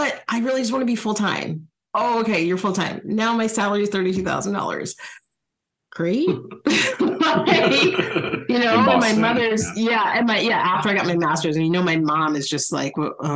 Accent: New Jersey, United States; now in Chicago, United States; I'm from New Jersey

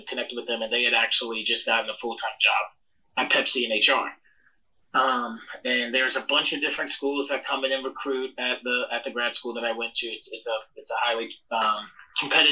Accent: South Carolina, United States; moved away; I'm from South Carolina, born and raised

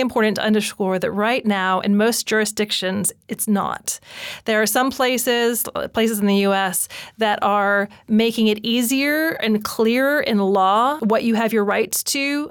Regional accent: United States; moved away; I'm an expat. I'm from America.

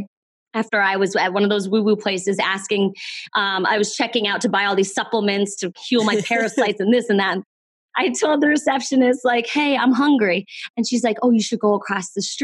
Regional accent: East Coast, United States; I'm from the East Coast

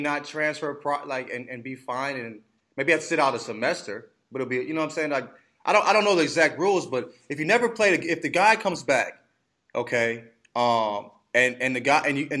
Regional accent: United States; I'm American

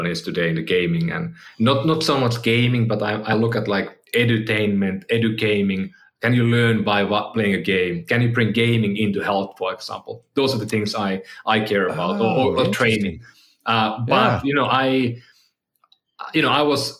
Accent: Finland; moved away as an adult; now in San Francisco, United States; when we came, you know, we had movers coming to our house in Finland

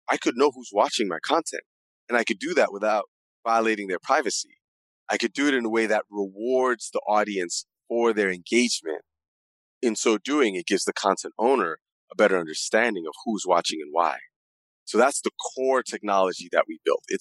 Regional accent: Accra, Greater Accra, Ghana; also born or lived in New York / Middle East; I'm originally from Accra, Ghana. I was born there and raised partially in Accra, partially in New York, partially in the Middle East.

